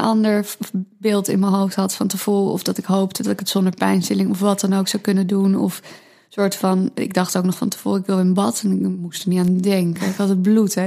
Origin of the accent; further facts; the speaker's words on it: Amsterdam, North Holland, Netherlands; ik ben opgegroeid in Amsterdam, hier ook geboren